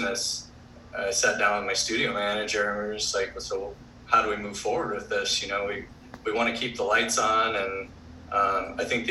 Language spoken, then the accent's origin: English; Florida, United States; moved away as an adult; also born or lived in Auburn; now in Hawaii, United States; I grew up surfing in Florida